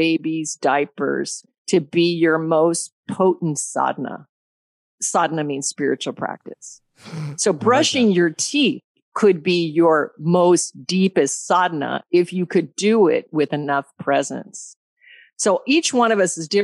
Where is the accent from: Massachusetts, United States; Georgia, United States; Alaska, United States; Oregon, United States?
Alaska, United States; also born or lived in Colorado; I was born in Colorado and then raised in Alaska. I moved to Alaska when I was 9.